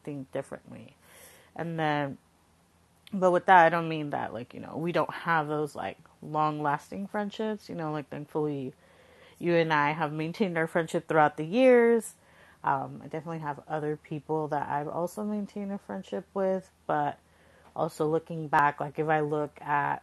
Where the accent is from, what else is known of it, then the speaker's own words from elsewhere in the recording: Coachella Valley, Southern California, United States; moved away as an adult; also born or lived in San Jose, California; now in Bay Area, United States; I grew up in the Coachella Valley, so that's down south, in Southern California, Palm Springs